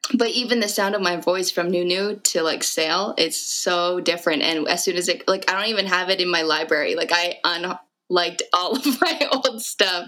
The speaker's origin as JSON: {"language": "English", "town": "Fort McMurray", "region": "Alberta", "country": "Canada", "tie": "born or raised there", "moved": "as an adult", "lives_now": "Edmonton, Canada", "said": "I was born and raised in Fort Mac"}